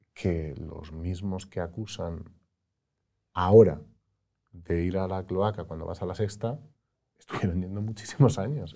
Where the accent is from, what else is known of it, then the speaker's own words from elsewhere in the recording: Madrid, Community of Madrid, Spain; yo soy de Madrid